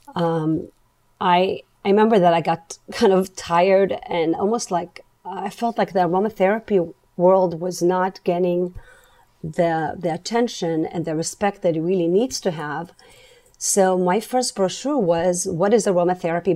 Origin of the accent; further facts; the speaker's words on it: Israel; moved away; Growing up in Israel, um, I grew up in a kind of a holistic